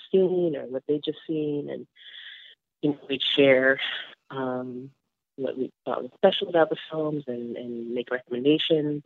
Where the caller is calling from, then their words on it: New York City, New York, United States; I am calling you from Astoria, Queens